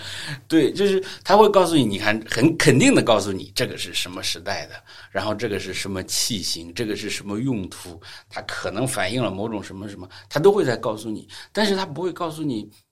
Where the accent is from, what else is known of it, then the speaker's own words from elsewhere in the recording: China; 我们中国人